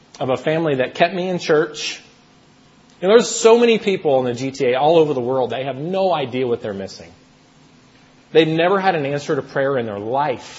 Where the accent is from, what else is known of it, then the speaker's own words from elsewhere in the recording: United States; moved away as an adult; now in Toronto, Canada; I'm originally from the States